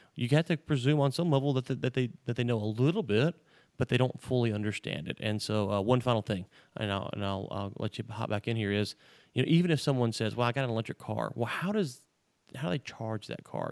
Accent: Louisiana, United States; growing up in Louisiana

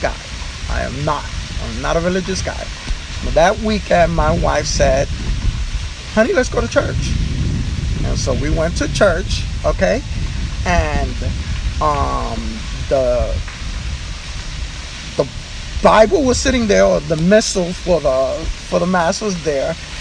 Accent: New York City, New York, United States; I was born and raised in Spanish Harlem

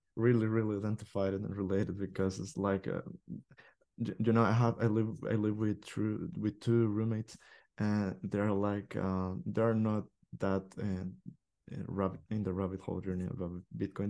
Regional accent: El Salvador; English is a second language; my country, El Salvador

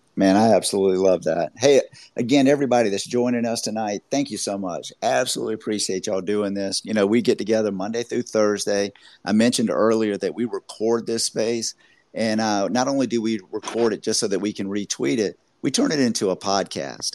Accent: Augusta, Georgia, United States; I'm from the South too. I'm from Augusta, Georgia.

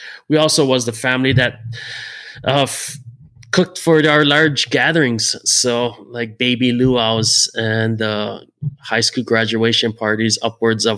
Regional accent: Hilo, Hawaii, United States; born and raised in Hawaii. Grew up on the Big Island in a small little sleepy rainy town called Hilo

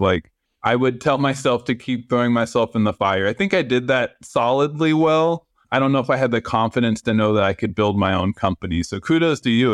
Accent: San Francisco, California, United States; moved away as an adult; now in Los Angeles, United States; I grew up in San Francisco. I'm very Bay Area

